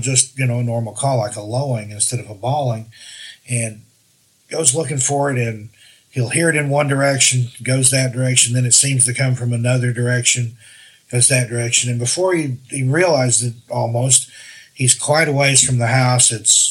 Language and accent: English; Great Smoky Mountains, United States; And yeah, you know, I'm from the Smokies. I've seen a lot of black bear and stuff